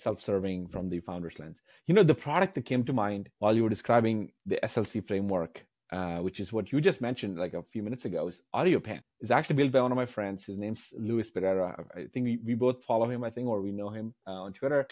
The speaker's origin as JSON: {"language": "English", "country": "India", "tie": "born or raised there", "moved": "as an adult", "lives_now": "United States", "said": "I grew up in India, and, like, moving here"}